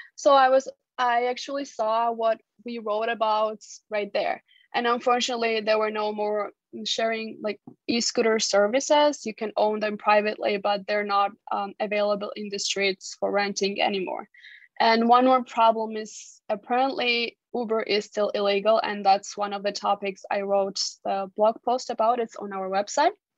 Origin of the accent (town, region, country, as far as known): Georgia